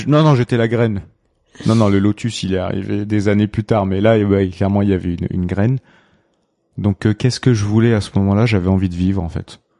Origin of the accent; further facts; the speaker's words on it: Réunion; mon petit rituel en tant que bon réunionnais